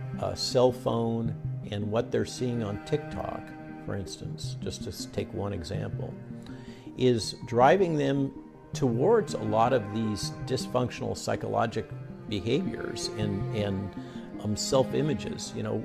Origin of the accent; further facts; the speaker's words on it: Virginia, United States; they apparently want to do it in my home state in Virginia.